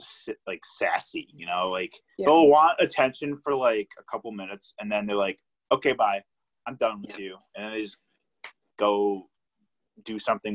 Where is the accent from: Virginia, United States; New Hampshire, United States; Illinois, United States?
Illinois, United States; moved away as an adult; now in Milwaukee, United States; I went through that when I moved to Milwaukee for school. I came from Illinois